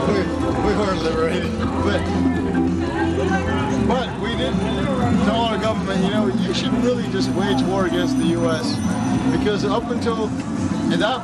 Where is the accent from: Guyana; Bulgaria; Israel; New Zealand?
Bulgaria; now in United States; I'm from Bulgaria